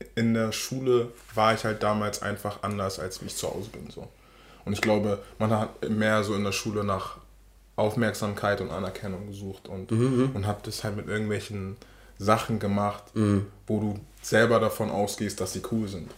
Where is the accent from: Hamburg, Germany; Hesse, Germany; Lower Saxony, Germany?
Hamburg, Germany; Ich bin in Poppenbüttel aufgewachsen. Poppenbüttel ist ein Bezirk, Stadtteil in, in Hamburg.